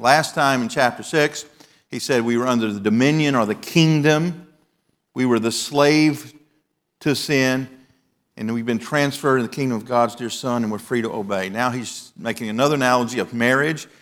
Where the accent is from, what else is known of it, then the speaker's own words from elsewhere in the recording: the South, United States; When I was growing up in the South